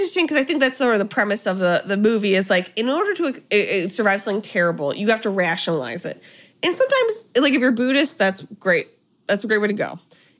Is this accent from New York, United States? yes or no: yes; New York, United States; as a New Yorker